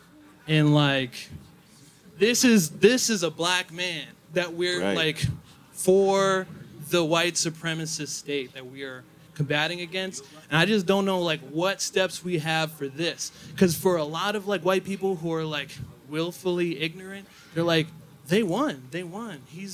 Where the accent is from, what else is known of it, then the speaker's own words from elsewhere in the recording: Paterson, New Jersey, United States; I'm from Paterson, New Jersey.